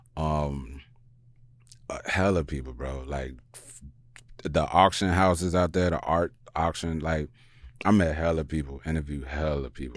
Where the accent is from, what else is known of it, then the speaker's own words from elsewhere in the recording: Chicago, Illinois, United States; moved away; also born or lived in New York; I'm from Chicago